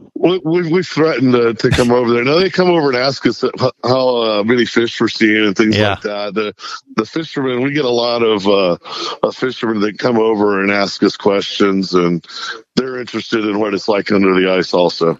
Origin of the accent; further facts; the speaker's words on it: Texas, United States; moved away; I'm from, I'm from Texas